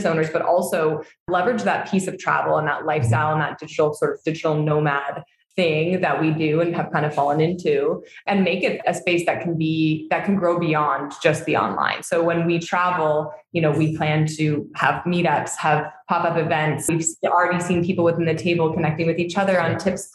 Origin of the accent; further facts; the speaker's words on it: Hamilton, Ontario, Canada; moved away as an adult; now in Tulum, Mexico; We're both born and raised there, but didn't like know each other growing up